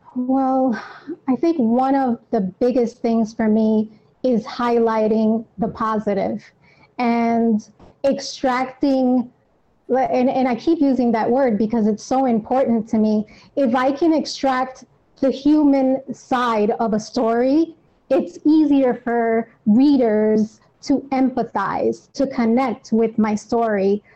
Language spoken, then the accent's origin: English; New York, United States; I am born and raised in New York.